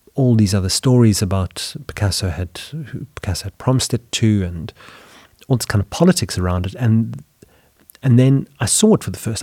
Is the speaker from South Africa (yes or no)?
yes; South Africa; moved away as an adult; now in Sweden; growing up in South Africa, studying art in high school